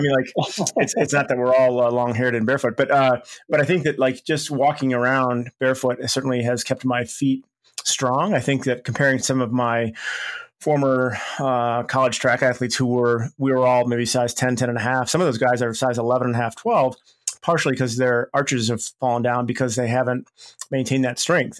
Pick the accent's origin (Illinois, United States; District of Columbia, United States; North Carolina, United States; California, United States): Illinois, United States; Chicago; moved away; went back to my hometown of Chicago